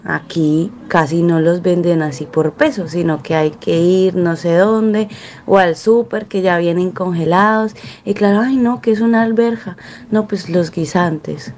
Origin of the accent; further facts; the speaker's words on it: Cali, Valle del Cauca, Colombia; now in Spain; yo soy de Cali y acostumbramos mucho después de hacer la compra en el súper a pedir una chuspa